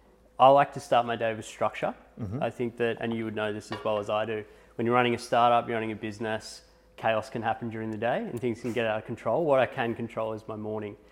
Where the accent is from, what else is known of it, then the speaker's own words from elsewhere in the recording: Echuca, Victoria, Australia; moved away; also born or lived in United States; I grew up in Echuca, which is a small town